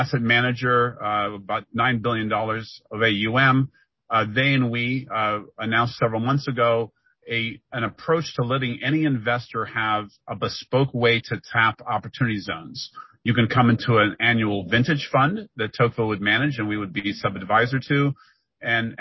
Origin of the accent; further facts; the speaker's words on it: Ohio, United States; our days growing up in Ohio